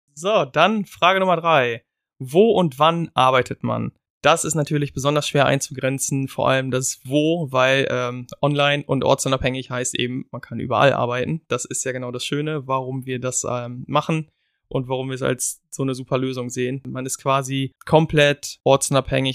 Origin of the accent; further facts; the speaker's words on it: Germany; wir halt als Deutsch